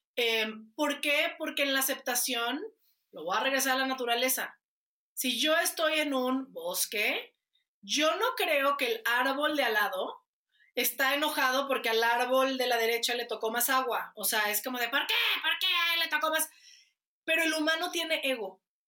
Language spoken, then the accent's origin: Spanish; Guadalajara, Jalisco, Mexico; Soy de Guadalajara.